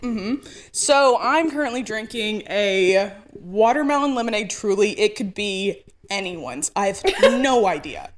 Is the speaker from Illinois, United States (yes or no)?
no; Mineral Bluff, Georgia, United States; also born or lived in Blairsville; I'm from about 20 minutes away from this tiny town called Mineral Bluff.